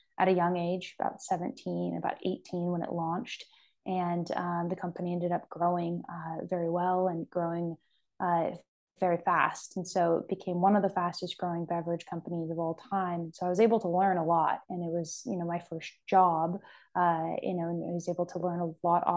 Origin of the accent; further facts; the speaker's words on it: Sacramento, California, United States; I'm born and raised in California and I'm from Sacramento originally